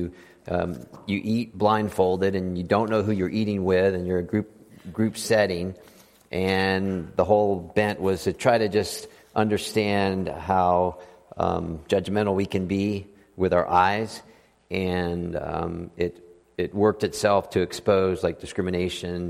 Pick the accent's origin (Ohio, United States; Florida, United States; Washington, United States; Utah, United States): Florida, United States; South; moved away; also born or lived in Austin, Texas; I'm from South Florida.